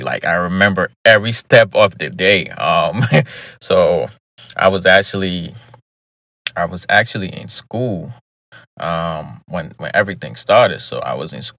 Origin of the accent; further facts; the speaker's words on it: Liberia; moved away; I was born in Liberia, lived in Liberia for many, many years before actually relocating